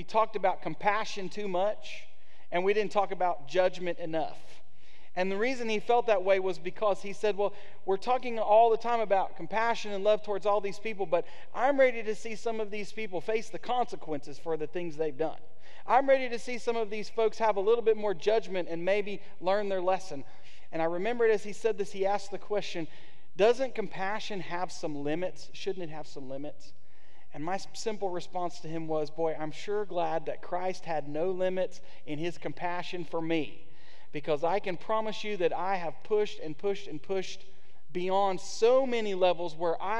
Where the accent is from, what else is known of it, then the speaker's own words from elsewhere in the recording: United States; as an American